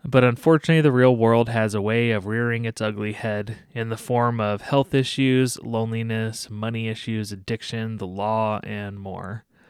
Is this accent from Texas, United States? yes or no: yes; Texas, United States; where I grew up in Texas and in, in a smaller town